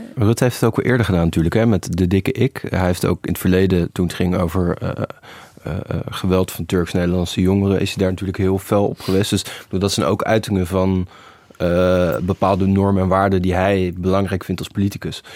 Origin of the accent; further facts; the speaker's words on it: Netherlands; wij doen het zelf wel als Nederlanders